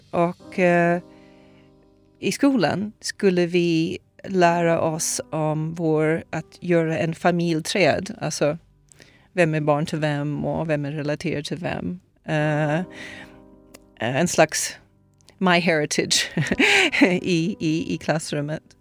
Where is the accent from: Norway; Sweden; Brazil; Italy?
Brazil; moved away; Jag föddes i Brasilien 1967.